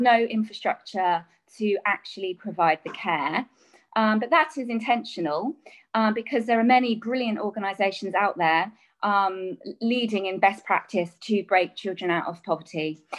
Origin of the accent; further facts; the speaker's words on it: England, United Kingdom; a child growing up in England